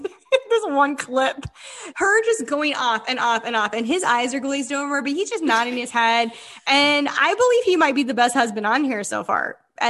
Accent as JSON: {"language": "English", "region": "Utah", "country": "United States", "said": "I'm a tragedy, according to Heather, because I don't ski, and I'm from Utah."}